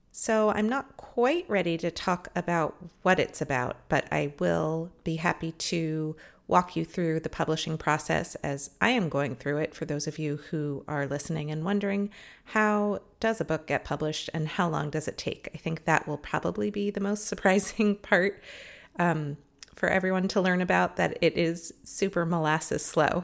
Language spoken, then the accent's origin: English; Los Angeles, California, United States; I live here and it's my hometown